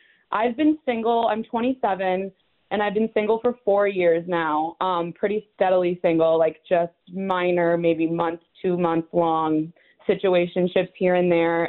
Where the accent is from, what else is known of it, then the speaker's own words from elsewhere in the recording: Chicago, Illinois, United States; I'm from Chicago